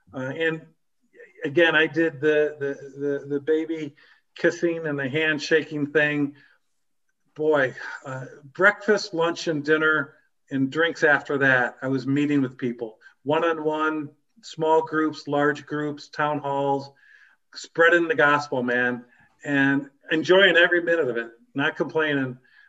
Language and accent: English; Wisconsin, United States; You're starting a team in my home state. I live in Milwaukee.